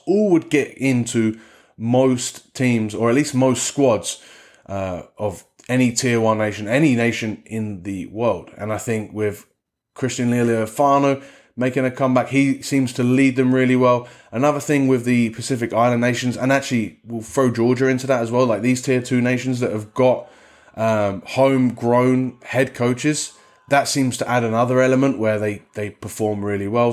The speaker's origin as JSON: {"language": "English", "region": "England", "country": "United Kingdom", "also_born_or_lived": "Portugal", "said": "as an Englishman"}